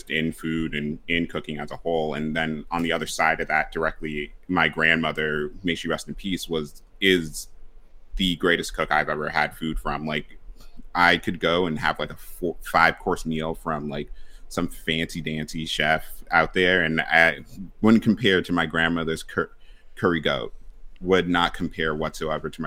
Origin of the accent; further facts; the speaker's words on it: Boston, Massachusetts, United States; I grew up in Boston, born and raised there.